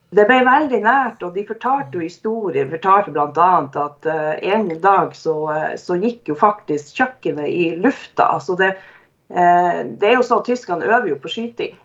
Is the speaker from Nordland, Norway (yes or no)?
yes; Narvik, Nordland, Norway; moved away as an adult; also born or lived in Porsgrunn / Skien; jeg har vokst opp i Narvik, eh, i, bodd der i 23 år